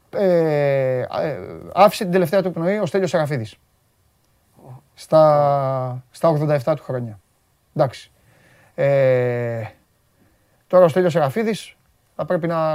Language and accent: Greek; Corfu, Ionian Islands, Greece; Βέβαια. Από, από την πατρίδα μου.